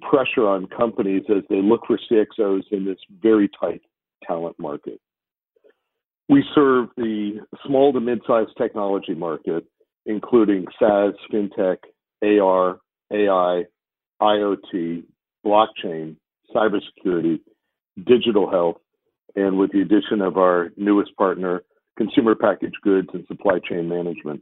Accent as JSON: {"language": "English", "town": "San Francisco", "region": "California", "country": "United States", "tie": "born or raised there", "said": "I was born and raised in San Francisco"}